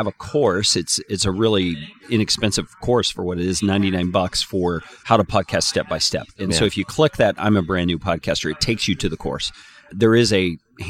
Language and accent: English; Panhandle area of Texas, United States; moved away; I grew up in the Panhandle area of Texas